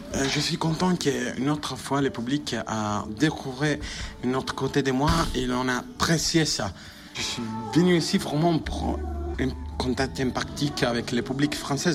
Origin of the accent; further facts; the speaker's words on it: Italy; French is a second language; moved away; je suis italien